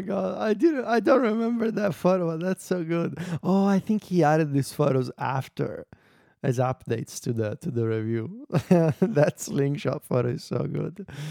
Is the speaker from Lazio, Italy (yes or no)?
yes; Viterbo, Lazio, Italy; Viterbo, my hometown